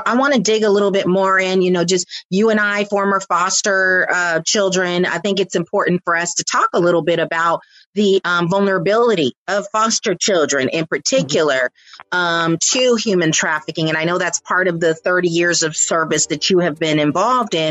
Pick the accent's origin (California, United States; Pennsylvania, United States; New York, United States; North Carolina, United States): California, United States; San Francisco Bay Area; also born or lived in Florida; we moved from Florida here to the San Francisco Bay Area and lived in poverty for most of my childhood